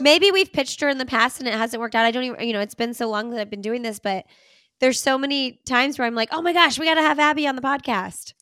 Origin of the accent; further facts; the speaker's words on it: Bloomington, Indiana, United States; now in Raleigh, United States; I grew up in Bloomington, Indiana